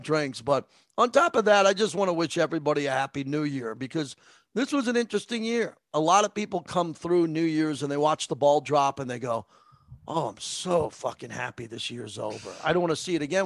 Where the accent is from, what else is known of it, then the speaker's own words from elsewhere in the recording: Massapequa, New York, United States; I grew up in Massapequa